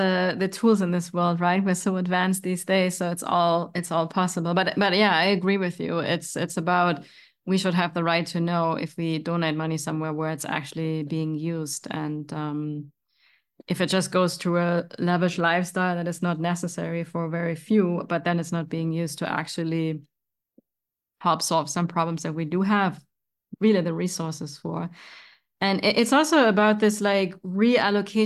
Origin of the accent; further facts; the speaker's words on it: Germany; now in United States; where I come from, where I grew up in Germany.